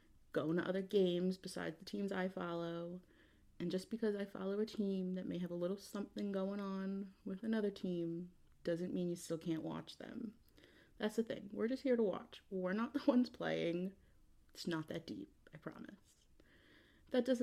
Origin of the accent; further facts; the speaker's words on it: New York, United States; I'm from New York